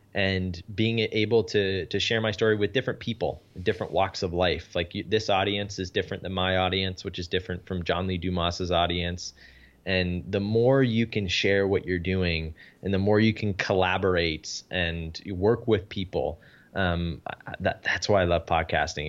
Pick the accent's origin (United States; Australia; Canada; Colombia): Canada; I'm Canadian